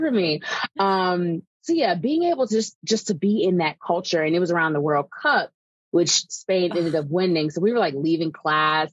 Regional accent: Evanston, Illinois, United States; also born or lived in Galveston, Texas; now in Chicago, United States; I was born in Galveston, Texas. So I grew up in Texas until I was about eight years old and then moved um, to Evanston specifically. So where Northwestern is, that's the town I grew up in.

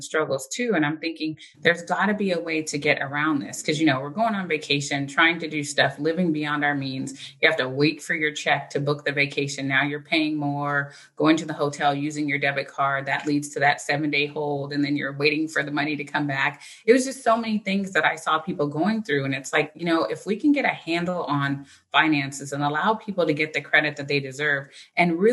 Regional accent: California, United States; also born or lived in Philadelphia; I was born in Philadelphia, but I was raised in California

